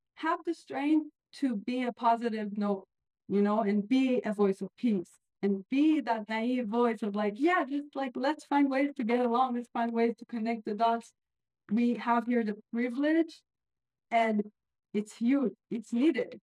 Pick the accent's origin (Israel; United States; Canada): Israel; moved away; I'm from Israel